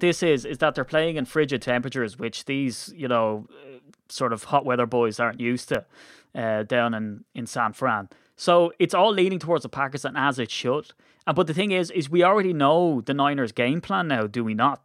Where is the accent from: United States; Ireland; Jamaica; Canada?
Ireland; we're Irish